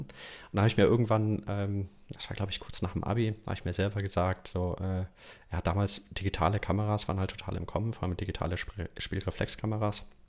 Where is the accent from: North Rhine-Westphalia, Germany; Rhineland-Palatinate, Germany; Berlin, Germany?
North Rhine-Westphalia, Germany; Düsseldorf; also born or lived in Aachen / Munich; ich komme aus Düsseldorf. Ähm, und auch in den letzten Jahren hier gewohnt, hier aufgewachsen in Düsseldorf.